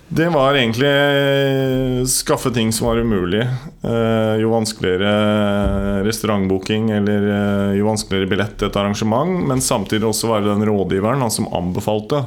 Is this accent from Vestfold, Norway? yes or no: yes; Nykirke, Vestfold, Norway; now in Horten, Norway; Jeg kommer egentlig fra Nykirke.